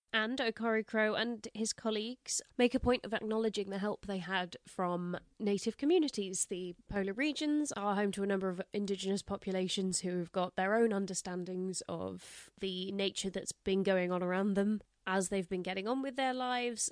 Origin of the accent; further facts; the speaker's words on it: England, United Kingdom; we don't call it tattling in England